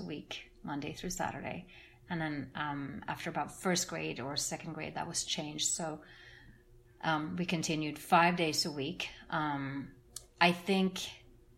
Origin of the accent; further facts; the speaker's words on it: Norway; English is a second language; moved away as an adult; also born or lived in Brazil / France; now in Atlanta, United States; growing up in Norway was a very good childhood